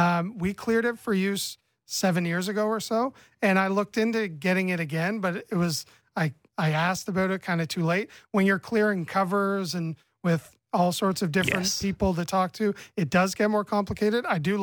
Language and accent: English; Oshawa, Ontario, Canada; speaking as someone who was born and raised in the Schwa.